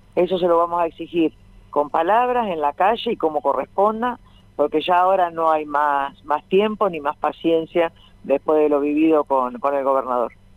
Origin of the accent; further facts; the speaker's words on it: Avellaneda, Buenos Aires Province, Argentina; yo soy nacida en Villa Corina